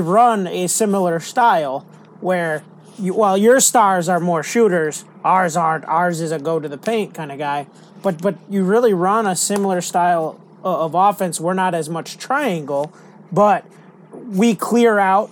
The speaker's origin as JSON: {"language": "English", "area": "15 minutes from Oshkosh", "region": "Wisconsin", "country": "United States", "tie": "born or raised there", "said": "Oshkosh, 15 minutes from my hometown."}